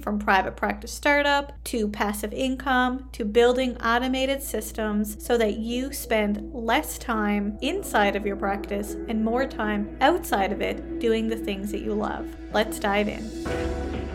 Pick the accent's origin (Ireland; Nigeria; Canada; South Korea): Canada; I am a Canadian social worker